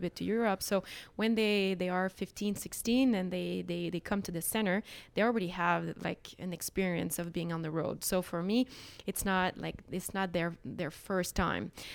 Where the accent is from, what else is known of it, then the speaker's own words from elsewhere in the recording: Montreal, Quebec, Canada; Montreal culture, K, Quebec culture.